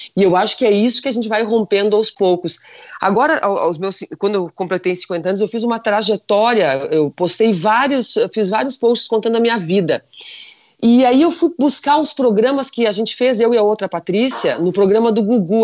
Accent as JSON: {"language": "Portuguese", "region": "Rio Grande do Sul", "country": "Brazil", "said": "aqui no Rio Grande do Sul, que nós somos italianos, alemães, polacos"}